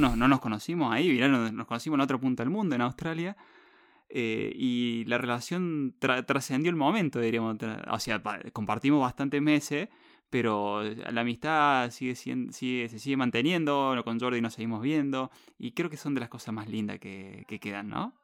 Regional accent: Río Tercero, Córdoba, Argentina; a mi ciudad natal, en Córdoba, llama Río Tercero

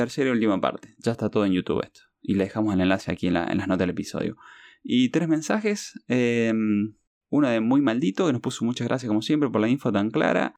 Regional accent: Lima, Peru; moved away; cuando nos criamos ahí por, por Lima

